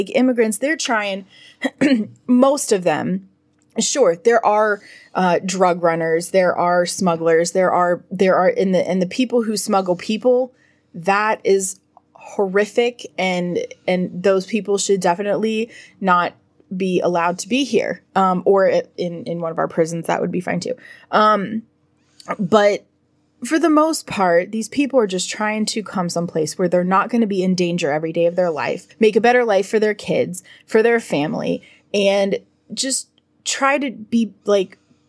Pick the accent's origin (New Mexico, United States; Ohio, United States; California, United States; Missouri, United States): New Mexico, United States; I'm from New Mexico, man.